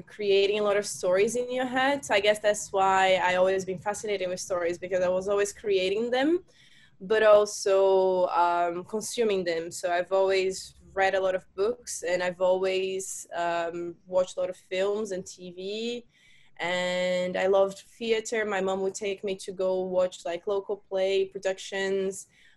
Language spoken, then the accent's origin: English; Fortaleza, Ceará, Brazil; moved away as an adult; also born or lived in London / Amsterdam; now in Barcelona, Spain; I am from Brazil, and I am from a city in Brazil called Fortaleza.